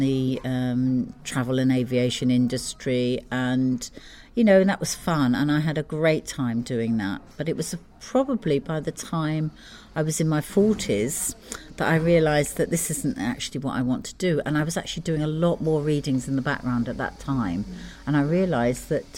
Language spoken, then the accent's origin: English; London, United Kingdom; moved away as an adult; also born or lived in Geneva / Montreal / America; now in Ibiza, Spain; I'm a Londoner born and bred